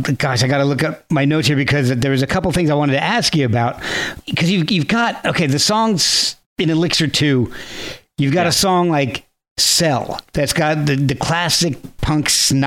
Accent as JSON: {"language": "English", "region": "New Jersey", "country": "United States", "tie": "born or raised there", "said": "But if anybody in my school, I grew up in New Jersey, and anybody, I was a metalhead."}